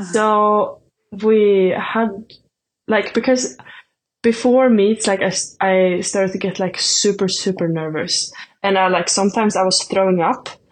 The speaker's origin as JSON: {"language": "English", "country": "Sweden", "first_language": "Swedish", "second_language": "English", "moved": "as an adult", "lives_now": "Nebraska, United States", "said": "Swedish is my native language"}